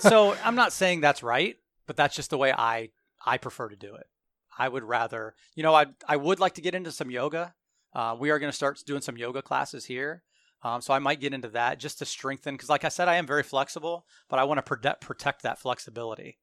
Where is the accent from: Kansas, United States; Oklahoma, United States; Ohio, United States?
Ohio, United States; Hartville or Randolph area, Portage County; I grew up around the Hartville or Randolph area